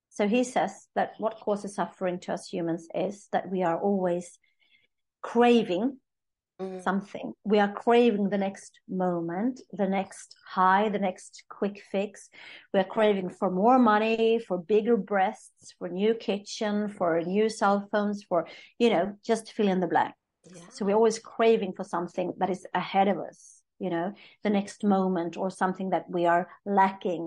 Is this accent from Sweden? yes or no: yes; Sweden; I'm from Sweden